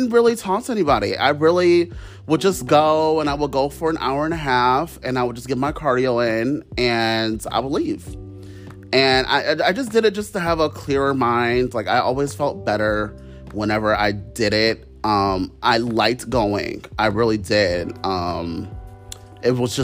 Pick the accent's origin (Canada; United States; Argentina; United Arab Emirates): United States; Ohio; I'm from Ohio